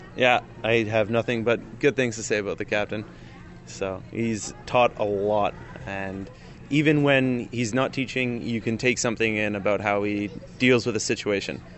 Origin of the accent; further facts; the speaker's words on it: Ontario, Canada; accent: Canadian; I'm from Ontario and just have always been around the lakes